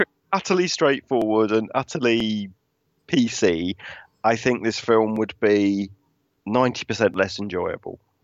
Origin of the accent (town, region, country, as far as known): United Kingdom